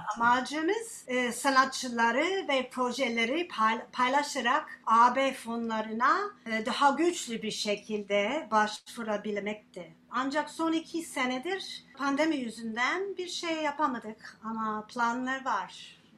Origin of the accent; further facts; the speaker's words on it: United States; Turkish is a second language; now in Turkey; ben Amerikalıyım